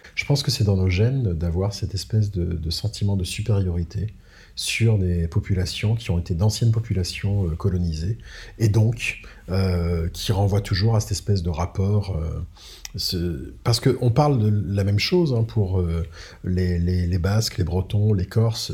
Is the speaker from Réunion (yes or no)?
yes; Réunion; moved away as an adult; also born or lived in Madagascar; je suis, né, à Madagascar certes, mais je suis né français, j'ai grandi à La Réunion.